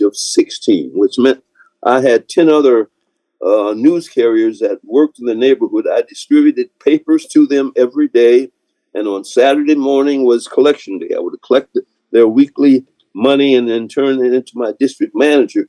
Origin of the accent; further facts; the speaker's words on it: Detroit, Michigan, United States; I was from Chadsey High School